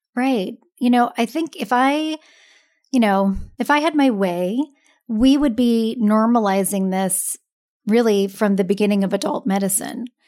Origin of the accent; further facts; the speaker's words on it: Seattle, Washington, United States; now in San Francisco, United States; I'm originally from Seattle